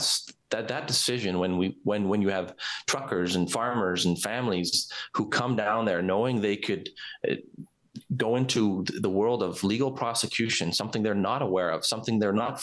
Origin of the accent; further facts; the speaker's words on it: Warner County, Alberta, Canada; from Warner County